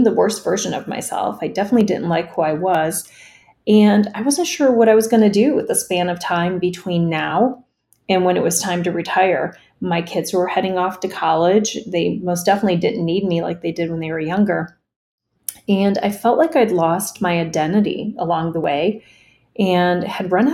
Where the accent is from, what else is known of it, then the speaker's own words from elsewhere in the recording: United States; English is a second language; I immigrated to the States as a young child with my parents right before kindergarten